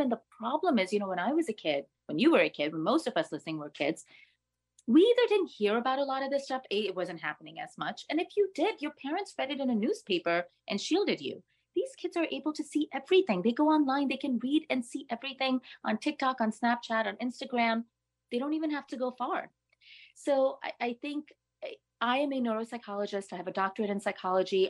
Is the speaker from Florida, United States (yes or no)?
no; New York City, New York, United States; being a New Yorker